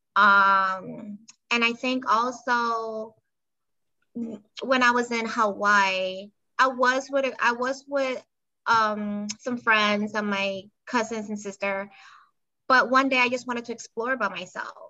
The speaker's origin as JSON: {"language": "English", "country": "Panama", "tie": "born or raised there", "moved": "as an adult", "lives_now": "United States", "said": "I was born and raised in Panama, and I moved here a few years ago as an adult to the US"}